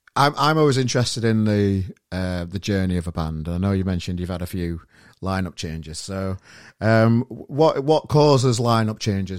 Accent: Sheffield, Yorkshire and the Humber, United Kingdom; moved away; Because I'm from Sheffield originally

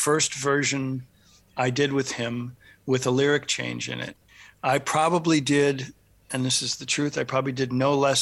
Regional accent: Michigan, United States; also born or lived in Los Angeles, United States; now in US East Coast; a long stop in Michigan, where I'm from

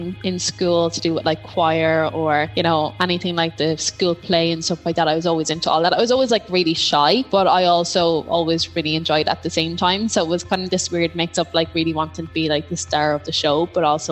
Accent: Leinster, Ireland; moved away as an adult; now in Dublin, Ireland; I was born in Dublin, lived here till I was 5, then went down to Laois to a tiny little village. I think it was 800 people or something, tiny little primary school in it. Kind of grew up there

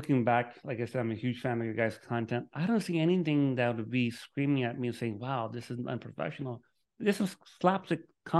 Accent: Miami, Florida, United States; now in Orlando, United States; Dude, I'm from Miami. I'm in Orlando now, but Miami is beautiful. I love Miami.

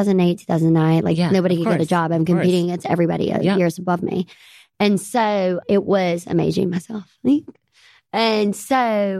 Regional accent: Greenville, Mississippi, United States; accent: Southern; now in New York City, United States; I'm from the Delta, Mississippi.

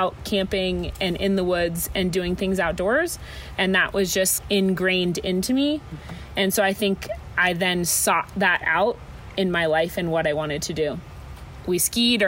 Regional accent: Boulder, Colorado, United States; moved away; also born or lived in Montana; I was born and raised in a town called Boulder, Colorado

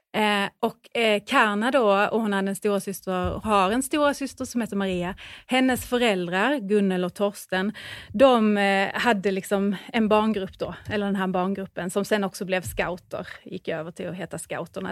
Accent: Säteröd, Skåne, Sweden; Säteröd. Precis, där har jag bott hela min uppväxt

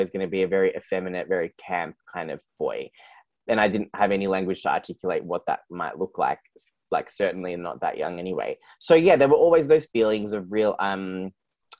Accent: Geelong, Victoria, Australia; I grew up in Geelong, which is where I'm recording from today

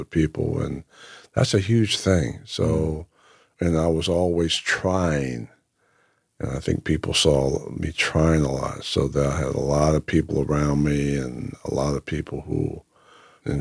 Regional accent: Whitesboro, New Jersey, United States; growing up in Whitesboro

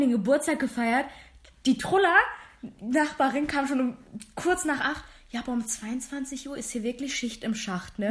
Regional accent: Germany; Ich bin Deutsch-Türkin. Ich bin zu deutsch, um zu sagen, ich bin türkisch und ich bin zu türkisch, um zu sagen, ich bin deutsch

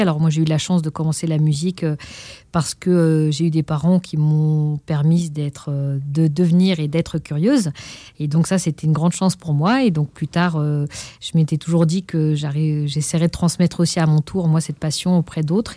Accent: Pantin, Île-de-France, France; Ils nous ont inscrits au conservatoire de la ville où on a grandi, à Pantin, en Seine-Saint-Denis.

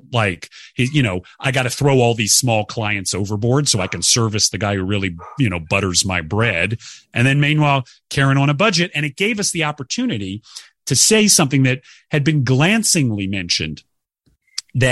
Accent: the South, United States; as a Southerner myself

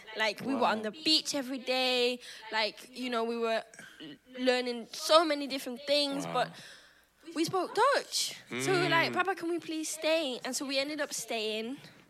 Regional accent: Manchester, North West England, United Kingdom; I was brought up in Manchester.

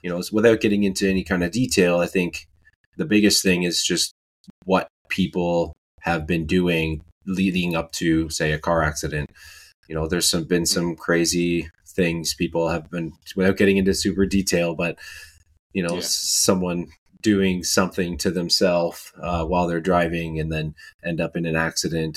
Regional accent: Canada; I'm from Canada

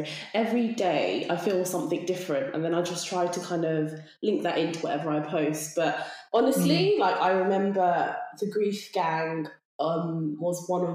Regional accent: Bedfordshire, East of England, United Kingdom; moved away as an adult; also born or lived in London; now in Cambridgeshire, United Kingdom; I'm originally from Bedfordshire, but I've been in London for the past 6-7 years, and now I've moved over to Cambridgeshire

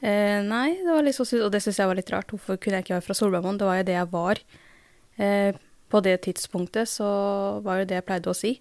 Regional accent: Drammen, Buskerud, Norway; jeg er jo født og oppvokst i Drammen, og så har jeg foreldre fra India

